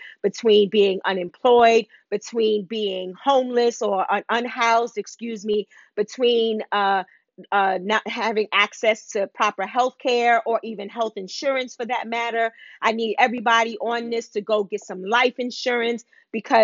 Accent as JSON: {"language": "English", "town": "New York City", "region": "New York", "country": "United States", "also_born_or_lived": "Bronx", "moved": "yes", "said": "I'm from Harlem. Harlem rocks"}